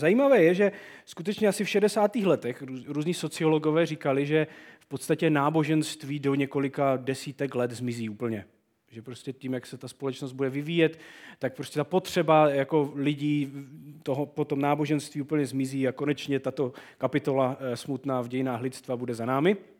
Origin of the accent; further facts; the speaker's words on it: Czechia; u nás v Čechách